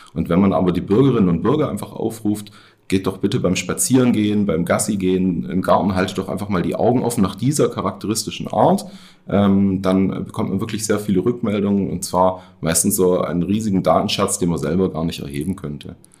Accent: Baden-Württemberg, Germany; moved away as an adult; also born or lived in Tübingen; now in Rhön, Germany; ich bin in Baden-Württemberg aufgewachsen, groß geworden

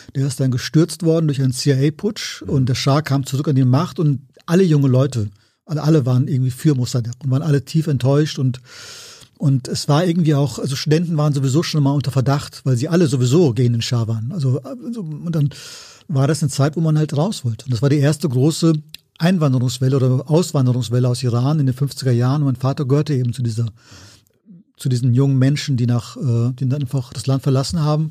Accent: Siegen, North Rhine-Westphalia, Germany; moved away; also born or lived in Cologne; ich bin ja aufgewachsen in Siegen

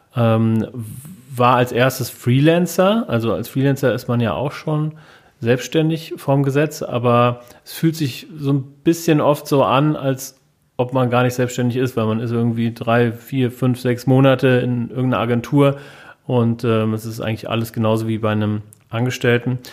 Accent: Wiesbaden, Hesse, Germany; bin hier geboren, hier ist in Wiesbaden

